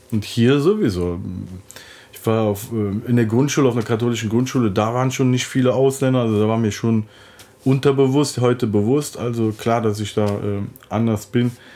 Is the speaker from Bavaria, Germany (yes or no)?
no; Cologne, North Rhine-Westphalia, Germany; Ich komme aus Köln, bin dort geboren, dann aufgewachsen